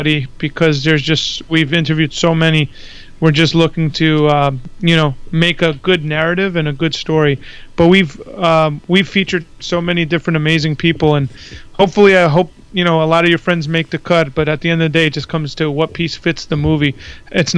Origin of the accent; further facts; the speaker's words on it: New York, United States; moved away as an adult; now in Florida, United States; I grew up in New York, and my parents are from Greece, so I'm first generation